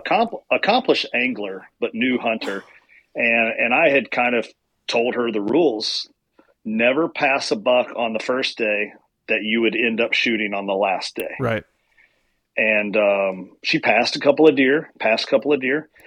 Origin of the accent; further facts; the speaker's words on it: central Kentucky, United States; I grew up in Kentucky, in southeast, you know, well, central Kentucky